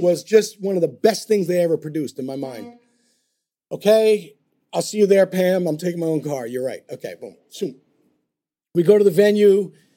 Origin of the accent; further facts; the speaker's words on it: New York, United States; I'm a New Yorker